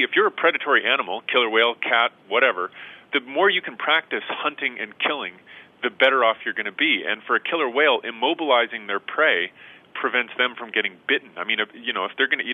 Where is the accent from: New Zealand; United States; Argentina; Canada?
Canada; Edmonton, Alberta; went back home to Edmonton, where I'm from in Canada